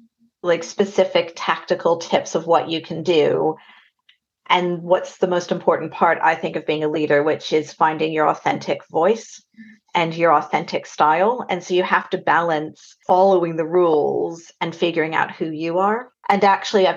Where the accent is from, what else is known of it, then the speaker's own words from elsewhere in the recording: Albuquerque, New Mexico, United States; moved away as an adult; now in United Kingdom; I am originally from Albuquerque, New Mexico, which you might be able to hear in my accent. Came over to the UK straight after university in about 2000.